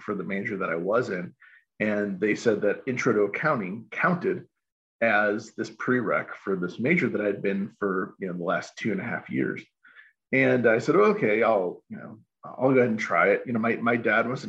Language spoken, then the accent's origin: English; Chicago, Illinois, United States; I grew up in Chicagoland as a kid